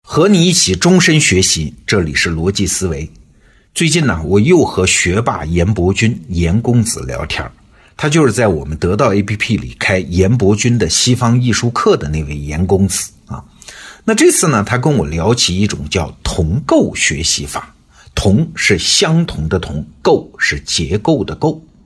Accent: China; 我们中国人

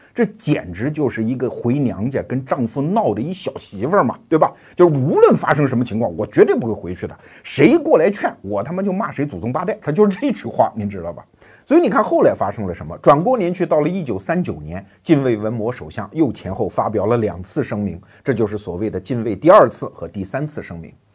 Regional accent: China; 我们中国人

